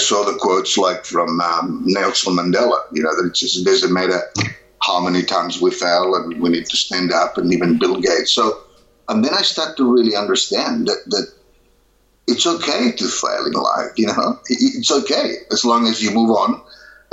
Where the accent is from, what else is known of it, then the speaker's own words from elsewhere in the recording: Barcelona, Catalonia, Spain; moved away as an adult; now in Australia; I grew up in Barcelona, Spain, which happens to be very topical now